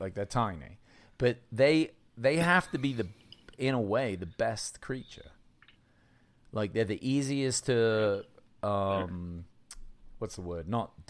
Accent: United Kingdom; yeah, I am British. I come from British food, bro.

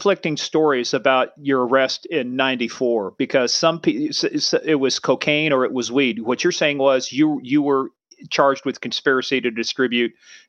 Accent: Kansas, United States; I was from Kansas

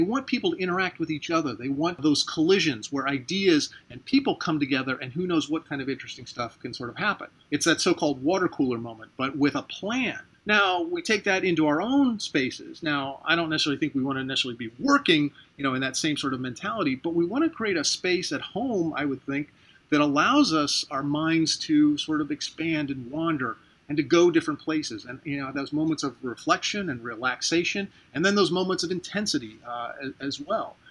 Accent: Ohio, United States; now in St. Petersburg, United States; I'm originally from Ohio.

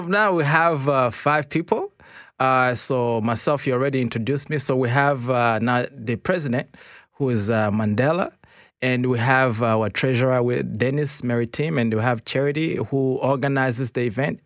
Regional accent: Kigali, Rwanda; now in Canada; I'm from Rwanda originally. Rwanda, Kigali.

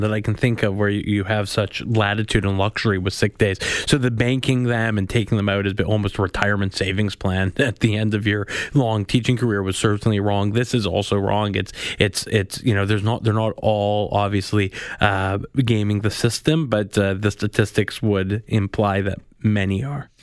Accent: Winnipeg, Manitoba, Canada; I'm from Winnipeg.

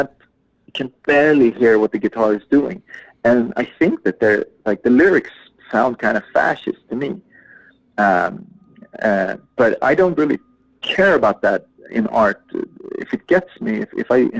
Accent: Umeå, Västerbotten County, Sweden; my hometown

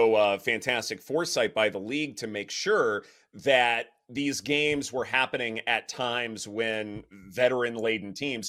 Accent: the South, United States; Like, I mean, I'm from the South, and so sometimes we've had warm Thanksgivings

